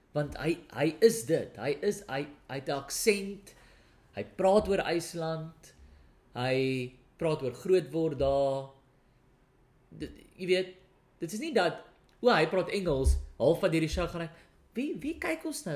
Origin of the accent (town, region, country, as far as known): South Africa; first language Afrikaans; moved away as an adult; now in United Kingdom